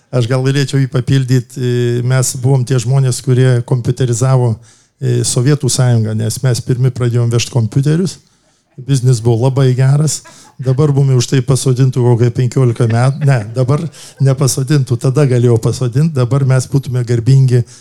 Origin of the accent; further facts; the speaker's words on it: Kaunas, Kaunas County, Lithuania; esu kaunietis, esu žalgyrietis